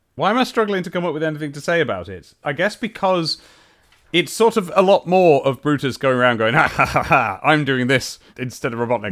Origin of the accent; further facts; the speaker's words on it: United Kingdom; we're all British here